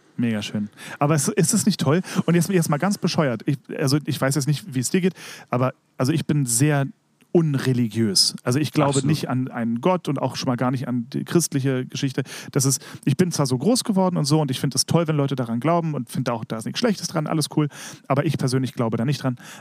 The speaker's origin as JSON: {"language": "German", "region": "Berlin", "country": "Germany", "tie": "born or raised there", "said": "ich war ja als Kind im Staats- und Domchor Berlin"}